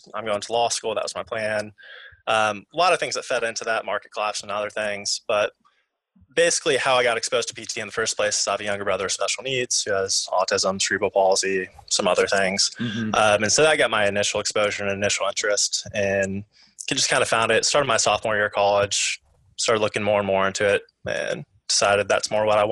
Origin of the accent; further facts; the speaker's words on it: Missouri, United States; moved away as an adult; I'm from Missouri, kind of Midwest, not a whole lot around